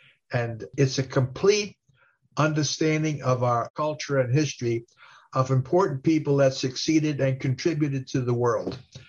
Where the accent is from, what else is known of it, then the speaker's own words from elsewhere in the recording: Italy; And I'm saying, I'm from Italy. Where the heck? Why don't they talk about Italy?